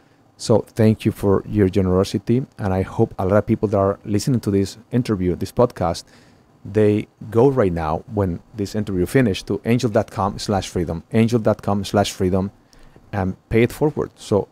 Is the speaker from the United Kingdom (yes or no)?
no; Mexico; And, I'm from Mexico. I'm Catholic. I believe in the power of prayer.